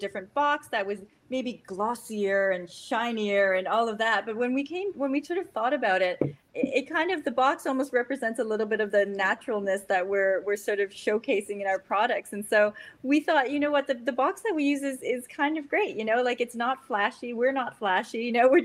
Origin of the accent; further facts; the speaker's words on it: Canada; I'm Canadian